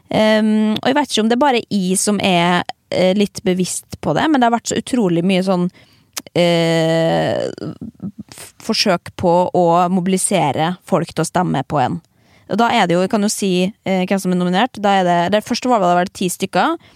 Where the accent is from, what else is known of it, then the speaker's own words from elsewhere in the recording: Norway; Eh, men så eh, kommer vi jo fra Norge, liksom.